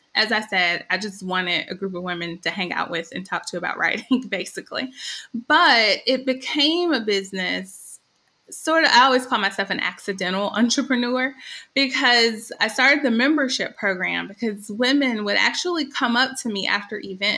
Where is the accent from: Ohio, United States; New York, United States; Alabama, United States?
Alabama, United States; Birmingham; moved away as an adult; also born or lived in Louisville, Kentucky; I am originally from Birmingham, but I lived in lots of different places, including Louisville, Kentucky